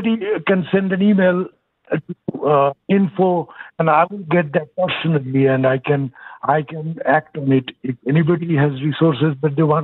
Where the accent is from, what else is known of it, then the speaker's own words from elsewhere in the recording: Bangladesh; moved away as an adult; now in Houston, United States; originally, I'm from Bangladesh